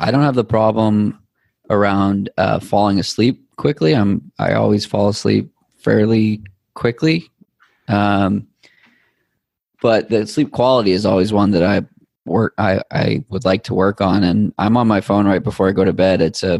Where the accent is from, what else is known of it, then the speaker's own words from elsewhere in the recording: New England, United States; You can tell I'm from New England.